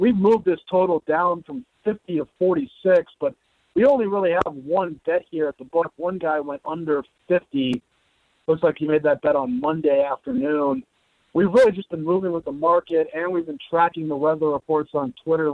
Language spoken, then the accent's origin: English; Washington, District of Columbia, United States; now in Las Vegas, United States; I'm from Washington, D.C.